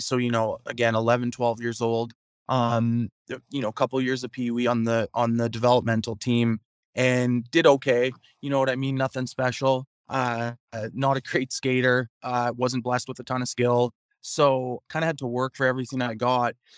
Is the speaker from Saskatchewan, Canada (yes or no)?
yes; Prince Albert, Saskatchewan, Canada; played those two seasons in in my hometown of Prince Albert